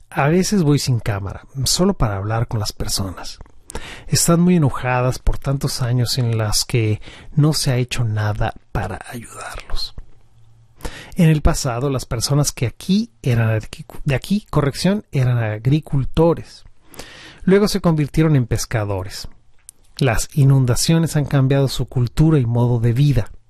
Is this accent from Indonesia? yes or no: yes; Central Java, Indonesia; En Java, de donde soy originario, las zonas costeras están amenazadas por la deforestación